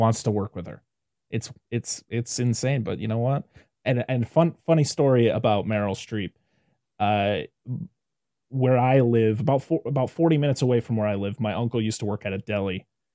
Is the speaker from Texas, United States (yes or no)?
no; Western Massachusetts, United States; I'm from Western Massachusetts